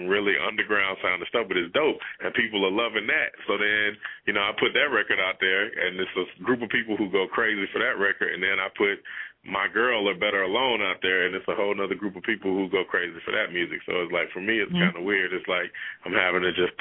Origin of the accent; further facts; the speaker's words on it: Decatur, Georgia, United States; also born or lived in Atlanta; I'm from Decatur, and it was hood, but it was still kind of quiet